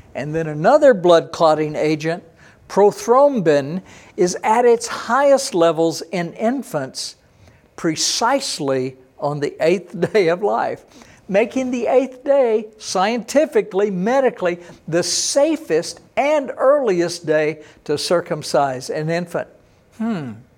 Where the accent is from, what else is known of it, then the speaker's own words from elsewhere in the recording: Texas, United States; I was born in Texas